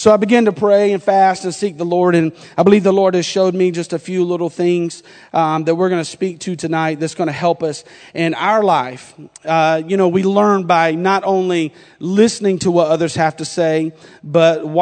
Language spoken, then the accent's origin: English; North Carolina, United States; accent: North Carolina; now in Indiana, United States; my North Carolina accent